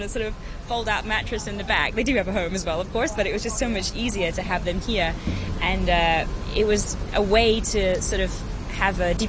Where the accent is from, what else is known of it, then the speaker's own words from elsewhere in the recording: Hong Kong; also born or lived in London / Nottingham; I grew up in Hong Kong. Interestingly, I was born in London, but I came back to Hong Kong with my family after 20 days.